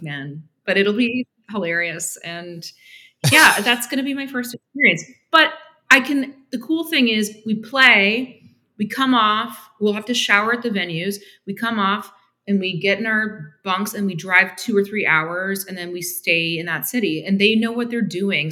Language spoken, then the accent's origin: English; Canada; moved away as an adult; also born or lived in Toronto; now in Argyle, United States; we both speak French because we grew up in Canada